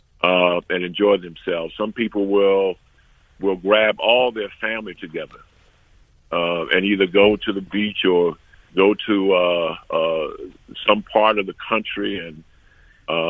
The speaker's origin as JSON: {"language": "English", "country": "United States"}